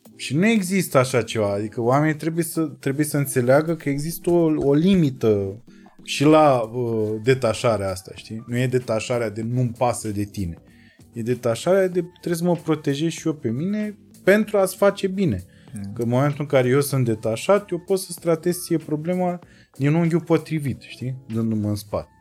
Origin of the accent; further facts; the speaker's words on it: Focșani, Vrancea County, Romania; Sunt om simplu din Focșa